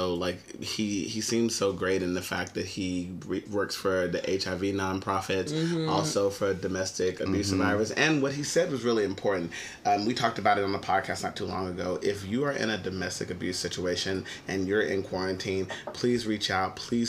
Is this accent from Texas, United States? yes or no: yes; Texas, United States; We're all from Texas.